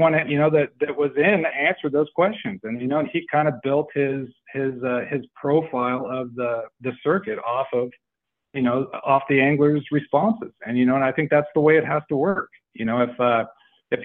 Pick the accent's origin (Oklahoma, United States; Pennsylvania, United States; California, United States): California, United States; Chester; I was born and raised in Chester.